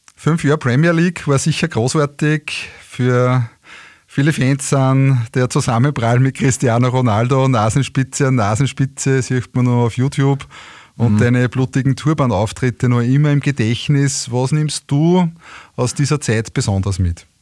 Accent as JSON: {"language": "German", "town": "Linz", "region": "Upper Austria", "country": "Austria", "tie": "born or raised there", "said": "meiner Heimatstadt Linz"}